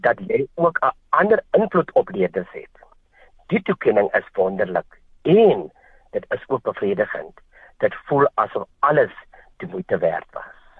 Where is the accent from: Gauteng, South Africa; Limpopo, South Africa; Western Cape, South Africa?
Western Cape, South Africa; Wellington; moved away as an adult; also born or lived in Kakamas, Northern Cape; Ek het groot geword in 'n Bolandse dorp genaamd Wellington